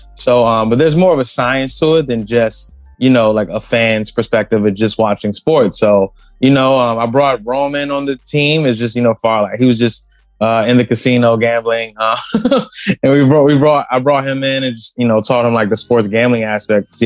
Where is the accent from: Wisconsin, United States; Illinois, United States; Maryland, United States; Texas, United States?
Maryland, United States; I live in Maryland. I'm from Maryland